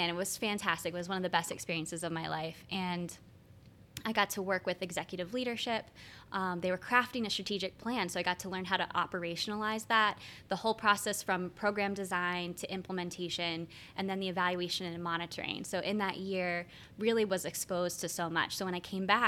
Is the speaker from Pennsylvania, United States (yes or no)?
yes; Franklin County, Pennsylvania, United States; moved away as an adult; now in Lancaster, United States; I am from Franklin County, so I'm two counties over, so not too far